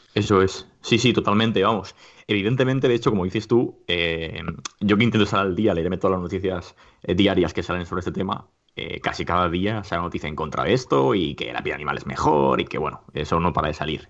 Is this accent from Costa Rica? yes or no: no; Alicante, Valencian Community, Spain; now in Madrid, Spain; actualmente em, resido en Madrid, pero yo soy de Alicante